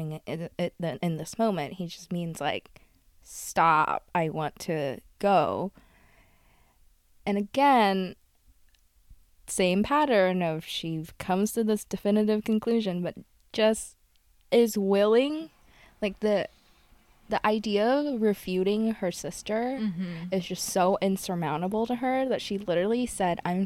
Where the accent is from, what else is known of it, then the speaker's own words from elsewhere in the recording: United States; I grew up mainly in the United States